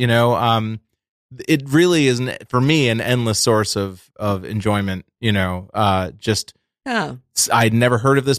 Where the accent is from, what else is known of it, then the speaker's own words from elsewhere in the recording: Massachusetts, United States; I am from Massachusetts.